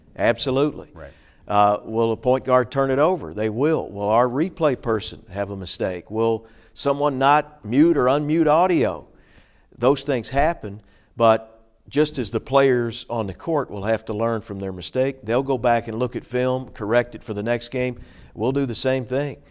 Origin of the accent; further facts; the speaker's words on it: Hopkinsville, Kentucky, United States; moved away as an adult; also born or lived in Bowling Green, Kentucky / Cape Girardeau, Missouri / Nashville, Tennessee; now in Clarksville, United States; my hometown of Hopkinsville, Kentucky